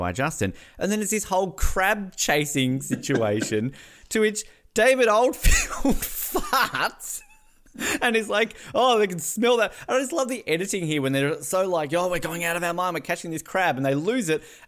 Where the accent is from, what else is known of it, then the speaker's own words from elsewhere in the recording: Tasmania, Australia; also born or lived in Queensland / New Zealand; now in Canada; I moved to your state. I lived in New Zealand. I'm now in Canada. And somehow I'm still getting ripped by mainlanders and I'm from Tasmania